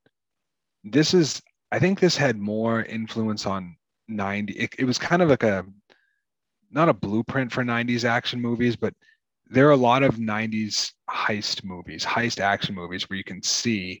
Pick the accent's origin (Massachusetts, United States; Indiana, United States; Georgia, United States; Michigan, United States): Massachusetts, United States; I'm from Massachusetts.